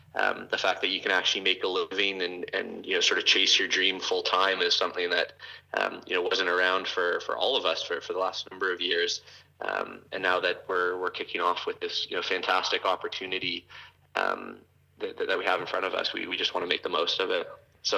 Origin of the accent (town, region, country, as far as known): Toronto, Ontario, Canada; born or raised there